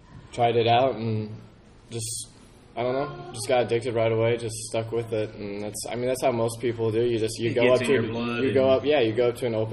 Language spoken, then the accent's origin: English; St. Louis, Missouri, United States; I'm from St. Louis, Missouri.